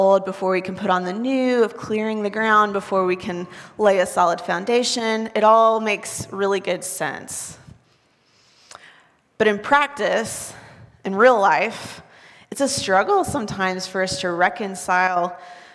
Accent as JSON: {"language": "English", "region": "the South", "country": "United States", "moved": "yes", "lives_now": "Waco, United States", "said": "I'm from the South where it rains."}